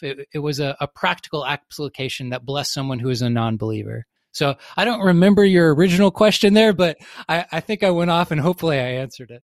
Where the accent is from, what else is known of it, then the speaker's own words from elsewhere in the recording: the South, United States; I grew up, I grew up in the South